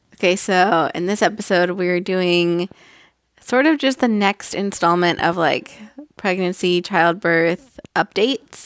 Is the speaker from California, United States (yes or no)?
yes; Northern California, United States; I'm from Northern California